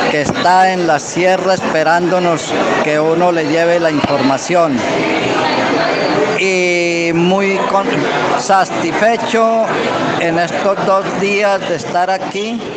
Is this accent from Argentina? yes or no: no; Río Piedra, San Isidro páramo, Bonda, Magdalena, Colombia; Soy de la región de Río Piedra, páramo de San Isidro, corregimiento de Bonda.